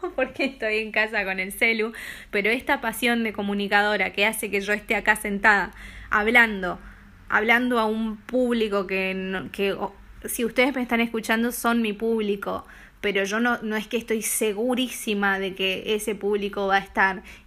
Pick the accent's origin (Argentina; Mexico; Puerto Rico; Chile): Argentina; moved away as an adult; now in Denmark; soy argentina